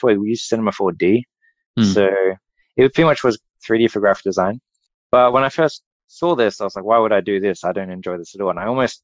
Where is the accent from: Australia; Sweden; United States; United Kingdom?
Australia; moved away as an adult; also born or lived in Perth, Australia; I'm Australian